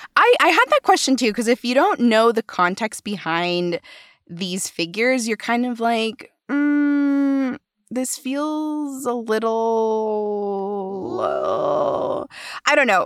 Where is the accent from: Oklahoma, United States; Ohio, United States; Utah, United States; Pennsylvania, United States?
Utah, United States; Provo; Provo is my hometown